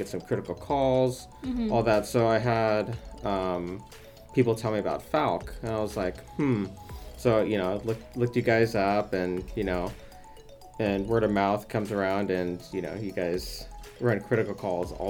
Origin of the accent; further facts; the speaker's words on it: Portland, Oregon, United States; also born or lived in Eugene, Oregon; I grew up in around the Portland area